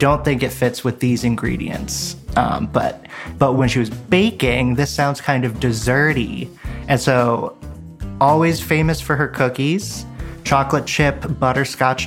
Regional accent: Stuart, Florida, United States; I grew up in Florida. I grew up in Stuart, Florida, which is right near the big lake in the middle

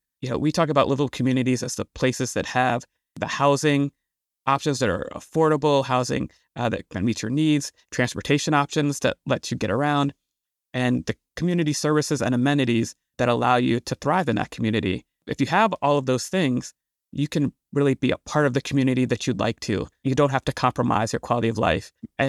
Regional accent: Washington, District of Columbia, United States; I'm from Washington, D.C. in the D.C. area. I grew up really fascinated by all the issues and challenges we were having in this area in the 80s and 90s

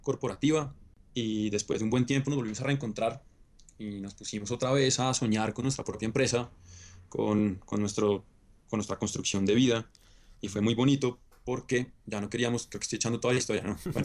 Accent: Bogotá, Colombia; Yo soy bogotano, nacido y criado acá

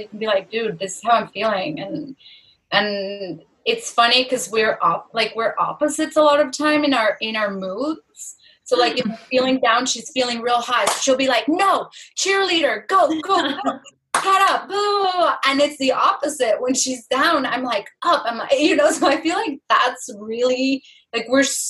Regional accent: Mexico; the house number that we grew up in Mexico

